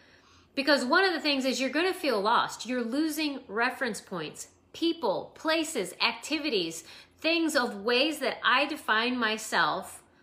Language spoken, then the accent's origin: English; Idaho, United States; I used to be an Idahoan, and now I'm a Californian.